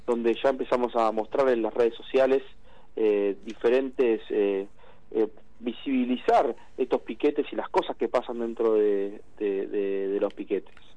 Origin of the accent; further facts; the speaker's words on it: Argentina; somos muchos los argentinos